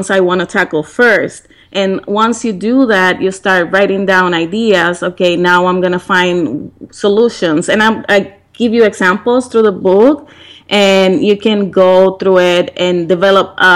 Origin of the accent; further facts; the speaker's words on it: Puerto Rico; moved away; back in Puerto Rico, and we have a period of 20 days of rain in my hometown, where the business was